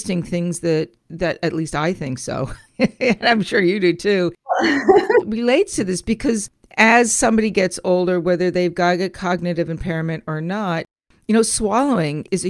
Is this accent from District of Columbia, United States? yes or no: no; Connecticut, United States; moved away; I was originally from the Connecticut area not too long ago